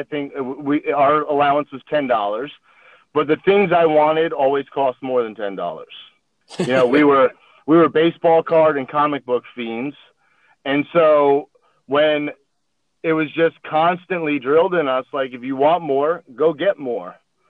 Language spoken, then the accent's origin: English; East Coast, United States; so we grew up on the East Coast.